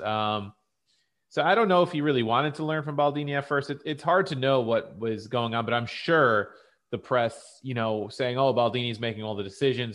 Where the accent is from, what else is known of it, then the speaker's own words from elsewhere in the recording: United States; as an American sports fan